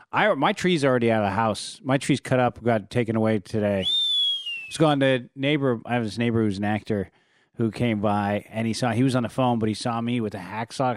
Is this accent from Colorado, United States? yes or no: no; San Francisco, California, United States; now in Los Angeles, United States; I'm from San Francisco, where you have districts